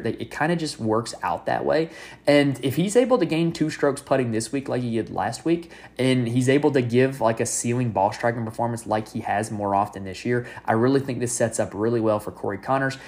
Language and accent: English; North Carolina, United States; I'm from North Carolina.